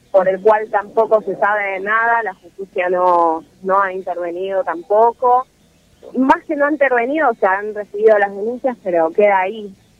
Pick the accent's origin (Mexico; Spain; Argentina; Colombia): Argentina; las personas negras que nacimos acá en Argentina